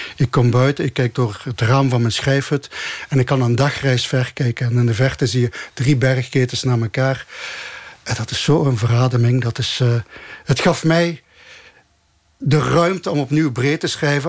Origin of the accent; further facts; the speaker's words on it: Genk, Flanders, Belgium; moved away as an adult; now in Andalusia, Spain; ik ben zelf opgegroeid in Genk